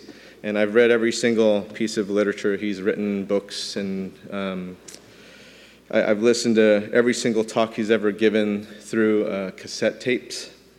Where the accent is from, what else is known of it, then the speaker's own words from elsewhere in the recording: New York City, New York, United States; I was born in New York City